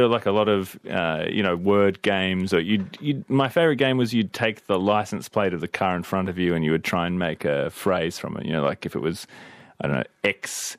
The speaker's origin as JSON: {"language": "English", "town": "Glen Innes", "region": "New South Wales", "country": "Australia", "tie": "born or raised there", "moved": "yes", "lives_now": "Sydney, Australia", "said": "growing up in Glen Innes"}